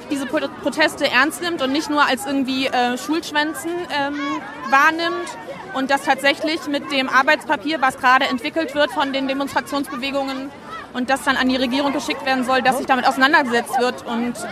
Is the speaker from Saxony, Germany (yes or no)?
no; Frankfurt, Hesse, Germany; Das ist eigentlich mein ursprünglicher Stadtteil. Mittlerweile wohne ich in Bornheim, aber ja, ich bin aus Frankfurt.